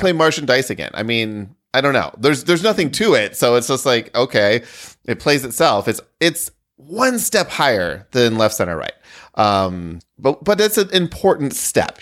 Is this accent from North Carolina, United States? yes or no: no; rural Michigan, United States; rural Michigan kid